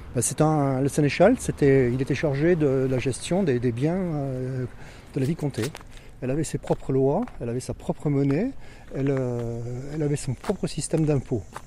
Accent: Haute-Corrèze, Nouvelle-Aquitaine, France; moved away as an adult; now in Turenne, France; je suis de la Haute-Corrèze, je suis né en Haute-Corrèze

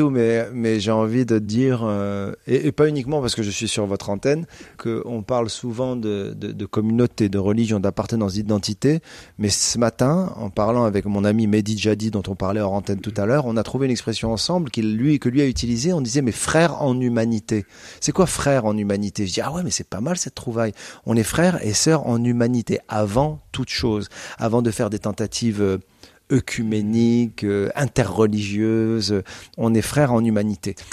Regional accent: Casablanca, Casablanca-Settat, Morocco; also born or lived in Canada / United States; now in France; C'est la ville natale. C'est là où j'ai grandi. C'est là où j'ai été euh, élevé.

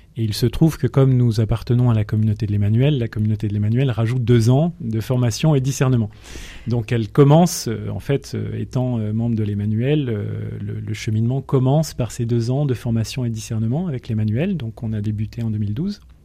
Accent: Grenoble, Auvergne-Rhône-Alpes, France; moved away as an adult; now in Pays de Gex, France; je suis né à Grenoble. Je suis grenoblois

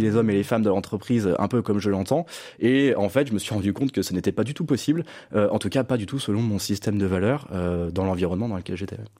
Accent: Lyon, Auvergne-Rhône-Alpes, France; je suis né à Lyon, je suis le dernier d'une fratrie de six enfants.

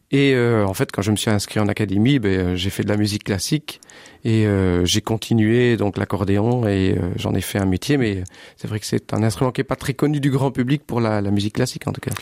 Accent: Sambreville, Wallonia, Belgium; moved away as an adult; now in Bastogne, Belgium; je suis originaire de Sambreville. Mhm. J'habite Bastogne maintenant depuis une quinzaine d'années.

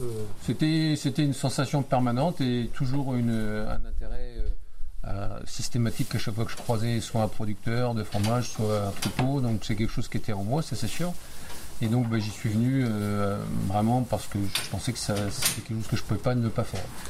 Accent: Vitry-le-François, Grand Est, France; also born or lived in Reims; je suis un gars du coin, oui, je suis né à Reims, j'ai grandi à Vitry-le-François

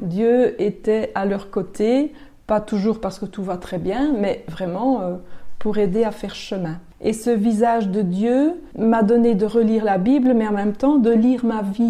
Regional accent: Basècles, Wallonia, Belgium; j'ai grandi à Basili, donc pas très loin d'ici

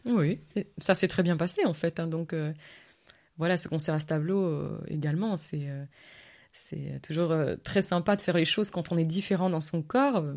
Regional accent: Verviers, Wallonia, Belgium; moved away as an adult; also born or lived in London, United Kingdom; now in France; je suis né à Verviers, donc c'est vrai que Stavlo, c'est vraiment pas loin

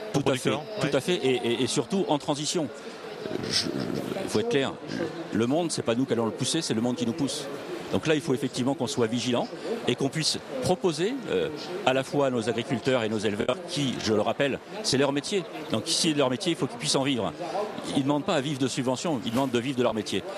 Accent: Puy-de-Dôme, Auvergne-Rhône-Alpes, France; chez nous dans le Puy-de-Dôme

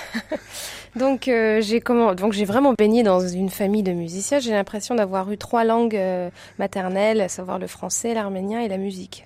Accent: Lyon, Auvergne-Rhône-Alpes, France; moved away as an adult; also born or lived in Basel, Switzerland / Belgium; je suis lyonnaise. Enfin, voilà, ma famille est de Lyon

